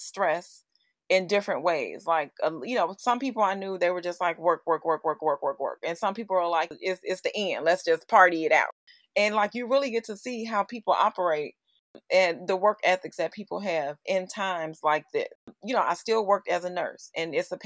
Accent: Chicago, Illinois, United States; also born or lived in Los Angeles; I'm from Chicago

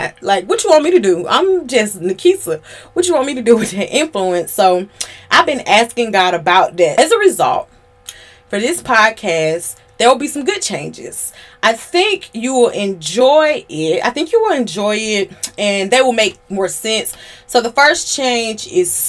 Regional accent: Georgia, United States; I'm from Georgia.

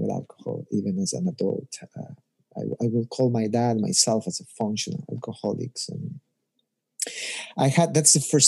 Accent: Ecuador; moved away as an adult; now in United States; But I'm originally from Ecuador, grew up there and went to high school there

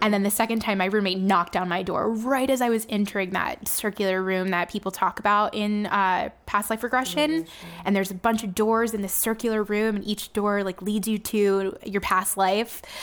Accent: Miami, Florida, United States; Miami, which is my hometown

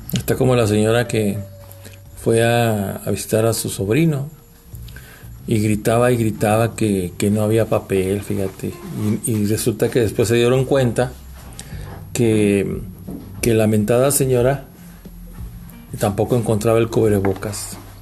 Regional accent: Durango, Mexico

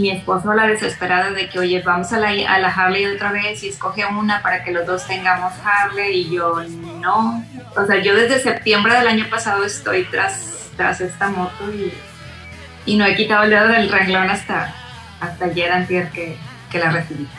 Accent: Monterrey, Nuevo León, Mexico; also born or lived in Santa Catarina; soy de Monterrey, originaria de Monterrey, eh, nacida en, en, la parte de Santa Catarina exactamente

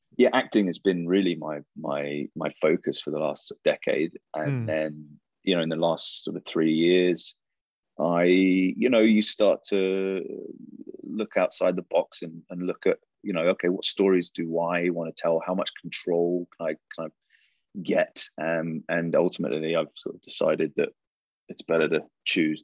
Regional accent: England, United Kingdom; I was really into sports as a growing up in England, and I was a rugby player

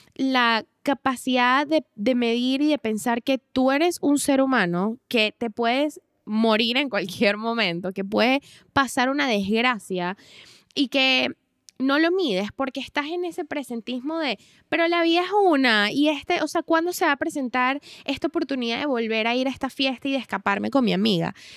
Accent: Venezuela; moved away; nosotras venimos de Venezuela, que ya por sí es un país súper peligroso

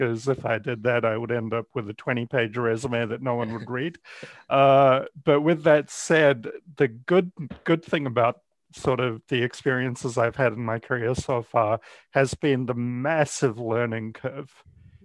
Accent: New Zealand; moved away as an adult; now in Ohio, United States; I spent majority of my career in New Zealand. That's where I'm from originally.

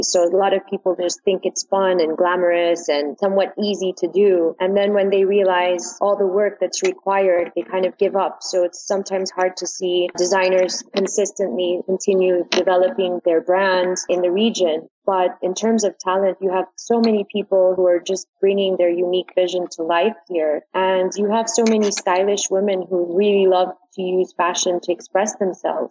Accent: New York, United States; moved away as an adult; now in Dubai, United Arab Emirates; I'm originally from New York and I lived there for a long time before moving to Dubai

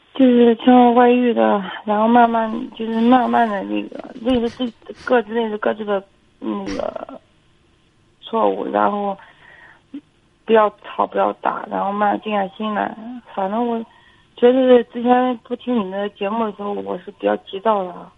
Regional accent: Feicheng, Shandong, China; 我从小是生活在农村的

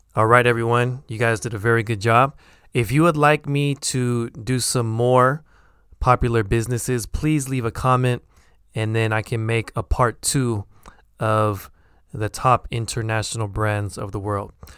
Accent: United States; accent: American; my American accent.

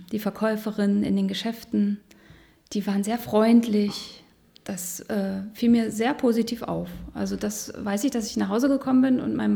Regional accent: Hildesheim, Lower Saxony, Germany; Na, ich bin zum Studium mit äh, 21 nach Osnabrück gegangen. Und hab, also in der Nähe von Hildesheim bin ich groß geworden, auf einem, im ländlichen Raum, auf einem Bauernhof.

